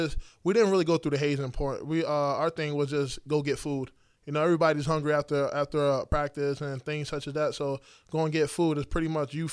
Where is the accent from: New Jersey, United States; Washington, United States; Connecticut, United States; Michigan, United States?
Connecticut, United States; Oh, man, Connecticut, it's different. It's different. Some people don't understand Connecticut.